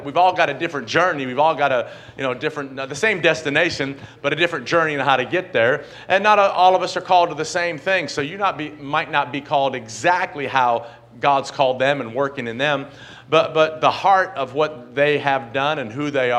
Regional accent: Johnson City, Tennessee, United States; I grew up in Johnson City, Tennessee.

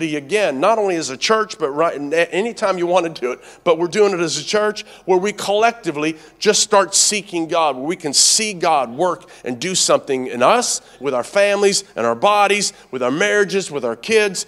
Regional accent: Tennessee, United States; moved away as an adult; also born or lived in Canada; I grew up in Tennessee.

